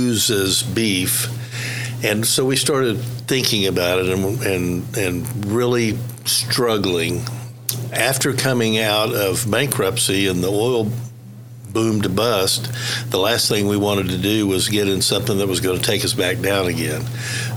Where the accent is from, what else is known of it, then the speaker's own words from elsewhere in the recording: Tulsa, Oklahoma, United States; I grew up in Tulsa